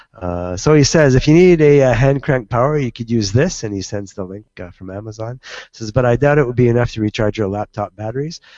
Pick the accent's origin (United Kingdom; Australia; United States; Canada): Canada; I'm Canadian